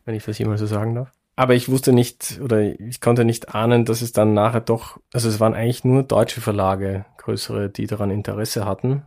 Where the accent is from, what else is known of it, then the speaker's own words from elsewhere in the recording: Wiener Neustadt, Lower Austria, Austria; ich komme aus Wiener Neustadt in Niederösterreich